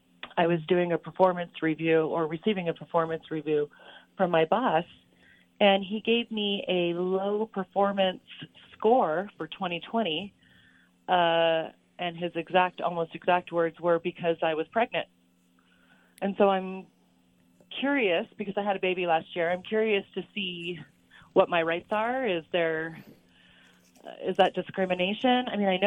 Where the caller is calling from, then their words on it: Utah, United States; I'm calling from Utah.